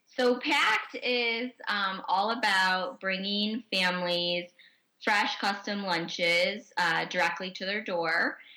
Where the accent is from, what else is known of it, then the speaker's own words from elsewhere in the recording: Chicago, Illinois, United States; as a Chicagoan